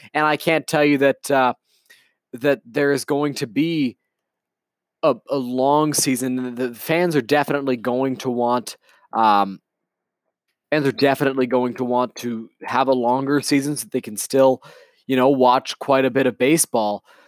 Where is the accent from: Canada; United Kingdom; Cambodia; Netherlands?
Canada; as a Canadian baseball fan